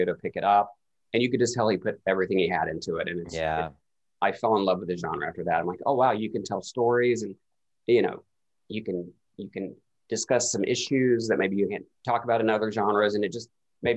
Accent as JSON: {"language": "English", "region": "Eastern Kentucky", "country": "United States", "tie": "born or raised there", "said": "I grew up in Eastern Kentucky."}